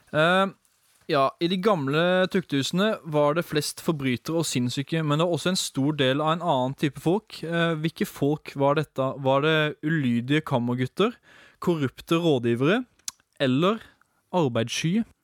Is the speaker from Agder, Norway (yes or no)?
yes; Arendal, Agder, Norway; I min bakgård hjemme i Arendal